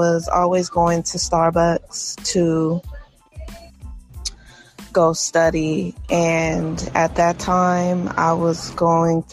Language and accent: English; United States; being African American in America